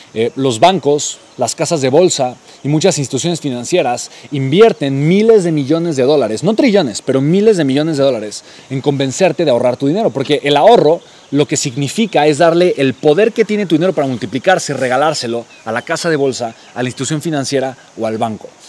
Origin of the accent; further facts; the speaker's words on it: Mexico City, Mexico; la Ciudad de México, ¿no? La ciudad de donde yo soy originario